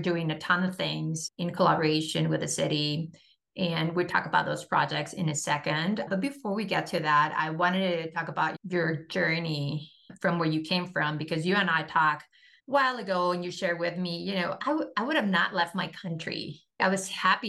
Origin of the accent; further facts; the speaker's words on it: Mexico; I was born and raised in Mexico